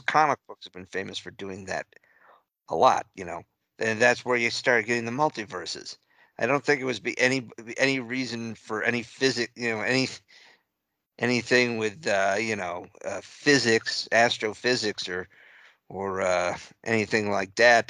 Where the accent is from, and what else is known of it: New England, United States; born or raised there; moved away; also born or lived in central Texas